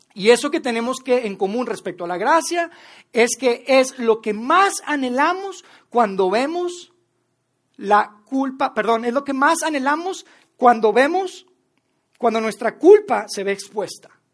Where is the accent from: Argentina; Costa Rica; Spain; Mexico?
Mexico; also born or lived in Mexico City; como mexicanos, como latinoamericanos